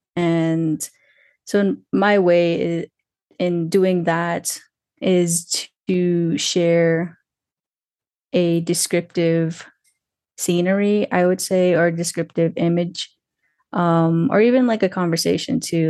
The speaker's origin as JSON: {"language": "English", "town": "Twin Lakes", "region": "New Mexico", "country": "United States", "also_born_or_lived": "Santa Fe, New Mexico", "said": "I'm calling in from Santa Fe, New Mexico, um, but I'm really originally from Twin Lakes, New Mexico."}